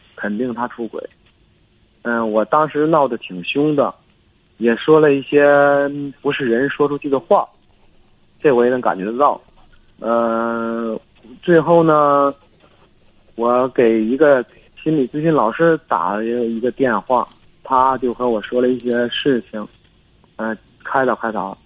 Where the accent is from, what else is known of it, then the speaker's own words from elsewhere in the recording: Hebei, China; 我是河北的。